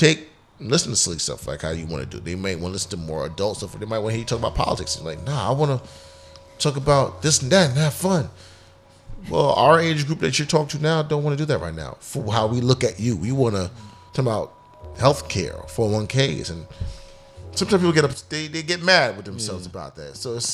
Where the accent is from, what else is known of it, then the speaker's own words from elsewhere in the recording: Bahamas; Yo, you know I'm from the Bahamas.